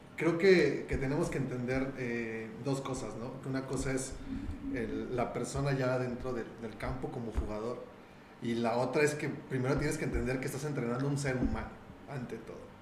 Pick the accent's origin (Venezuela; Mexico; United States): Mexico; como buen mexicano